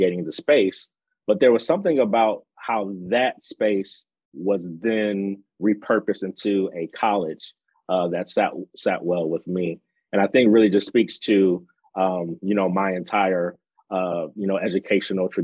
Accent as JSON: {"language": "English", "town": "Saginaw", "region": "Michigan", "country": "United States", "also_born_or_lived": "Mississippi / New Jersey / Pennsylvania", "moved": "as an adult", "said": "I'm originally from Saginaw, Michigan, a very small city near the thumb of Michigan"}